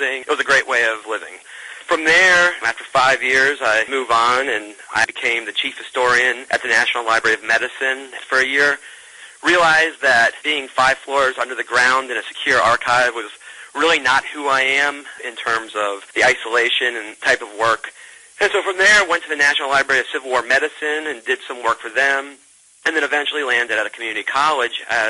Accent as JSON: {"language": "English", "region": "central western Maryland", "country": "United States", "tie": "born or raised there", "also_born_or_lived": "Knoxville, Tennessee / West Virginia", "moved": "as an adult", "lives_now": "Huntsville, United States", "said": "I'm originally from Maryland, spent most of my formative years in central western Maryland, where I was very lucky to grow up around many, many historic sites"}